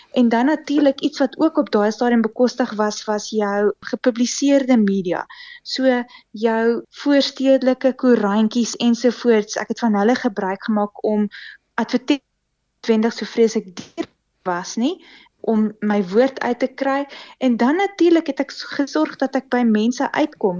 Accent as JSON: {"language": "Afrikaans", "town": "Pretoria", "region": "Gauteng", "country": "South Africa", "tie": "born or raised there", "also_born_or_lived": "Kempton Park", "said": "ek was gebore in in Pretoria"}